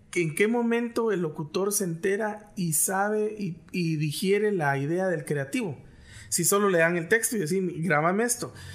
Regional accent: Guatemala; accent: Guatemalan; tenemos un cantadito que solo nosotros no lo conocemos

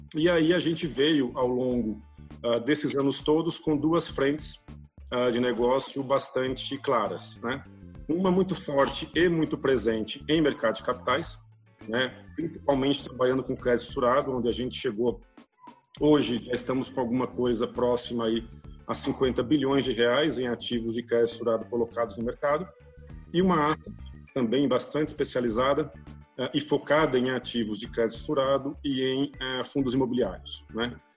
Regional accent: Pernambuco, Brazil; moved away as an adult; now in São Paulo, Brazil; Eu, eu sou pernambucano, nasci numa cidade no interior de Pernambuco, moro em São Paulo há 30 anos, vim para cá fazer faculdade

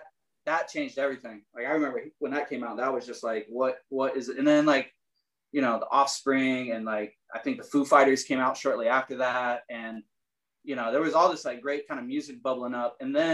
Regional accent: Richmond, Michigan, United States; also born or lived in Fort Wayne, Indiana / Marysville, Ohio; now in Illinois, United States; I was born in Fort Wayne, Indiana. And then my parents moved to a small town in Ohio, Marysville, Ohio. And then my parents moved to another small town in Michigan called Richmond, Michigan, just like north of Detroit.

